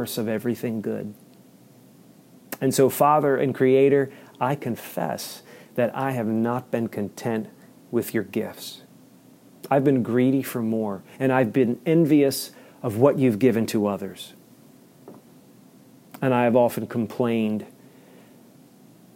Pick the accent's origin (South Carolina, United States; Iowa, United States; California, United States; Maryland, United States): Maryland, United States; as an American citizen and as a resident of the state of Maryland